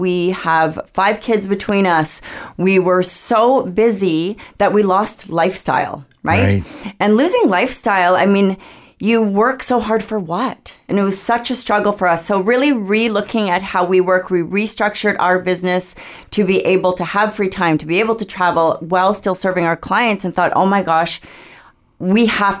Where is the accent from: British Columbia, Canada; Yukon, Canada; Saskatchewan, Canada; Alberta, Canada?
British Columbia, Canada; Richmond; moved away as an adult; also born or lived in South Delta, BC; now in Comox Valley, Canada; I was born and raised in Richmond, BC. Yeah, and then raised my family in South Delta.